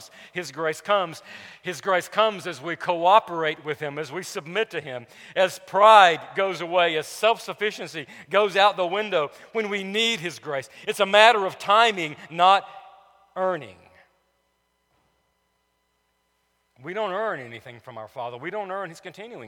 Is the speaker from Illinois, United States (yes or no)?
no; Cullman, Alabama, United States; In the neighborhood I grew up on Elm Street in Cullman, Alabama